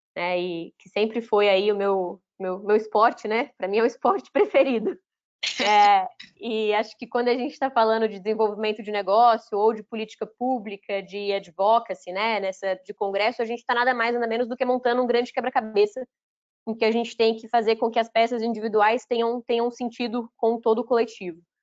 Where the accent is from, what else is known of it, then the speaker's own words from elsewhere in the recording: Belo Horizonte, Minas Gerais, Brazil; não sou mineira de nascimento, mas sou mineira de coração, para mim isso que vale, cresci, né? Cresci no bairro Floresta, em Minas, aí, BH, a vida inteira